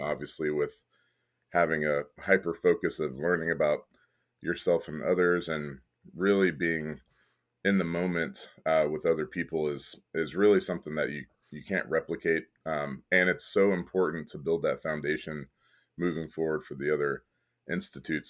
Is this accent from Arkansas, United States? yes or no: no; Kentucky, United States; moved away as an adult; also born or lived in Midland, Texas; now in San Antonio, United States; I, I, was born in Midland, Texas. Mm. Um, mm-hmm but I lived in Kentucky for most of my life